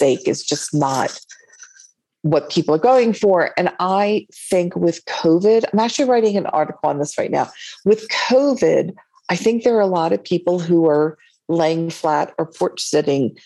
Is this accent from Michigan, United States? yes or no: no; Delaware, United States; also born or lived in London / New York City; now in Santa Fe, United States; I was born in Delaware